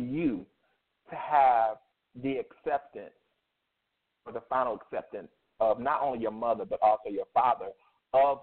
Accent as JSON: {"language": "English", "town": "Myrtle Beach", "region": "South Carolina", "country": "United States", "said": "I come from Myrtle Beach, South Carolina, that area"}